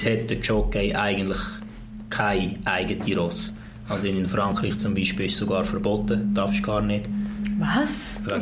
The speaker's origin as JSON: {"language": "German", "country": "Switzerland", "said": "Im Ausland schon bei uns in der Schweiz ist es gerade umgekehrt."}